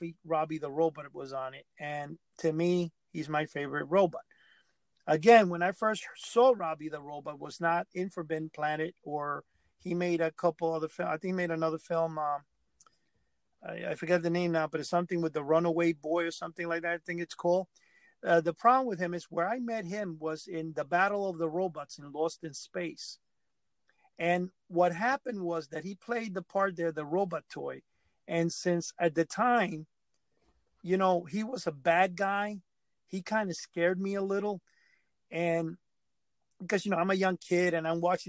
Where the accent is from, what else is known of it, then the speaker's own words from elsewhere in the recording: New York City, New York, United States; growing up in New York